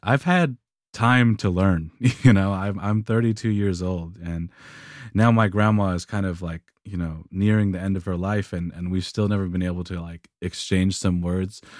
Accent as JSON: {"language": "English", "region": "Tennessee", "country": "United States", "tie": "born or raised there", "moved": "yes", "said": "we grew up in Tennessee"}